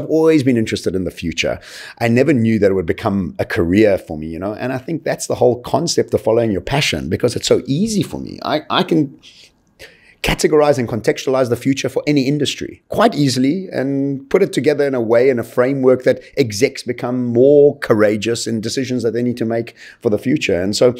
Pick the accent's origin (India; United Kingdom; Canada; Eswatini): Eswatini; born there; If I can think back right to the beginning of my life, really, I was born in Swaziland.